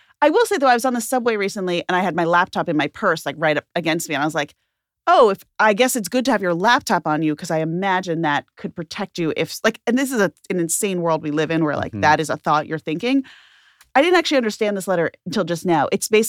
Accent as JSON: {"language": "English", "town": "Memphis", "region": "Tennessee", "country": "United States", "said": "I know, a lot of Bergs. I'm from Memphis, Tennessee, and I'm a Southern religious observant Reformed Jew."}